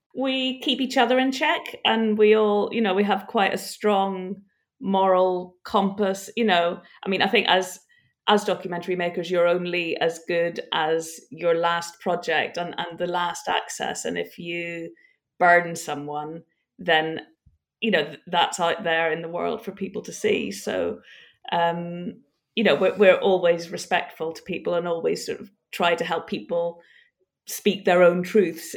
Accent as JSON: {"language": "English", "region": "Northern Ireland", "country": "United Kingdom", "said": "I'm from Northern Ireland"}